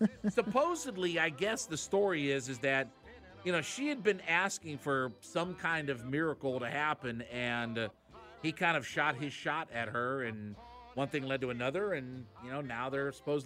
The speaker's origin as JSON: {"language": "English", "town": "Canton", "region": "Ohio", "country": "United States", "tie": "born or raised there", "said": "So we have Waffle House now in Canton, Ohio."}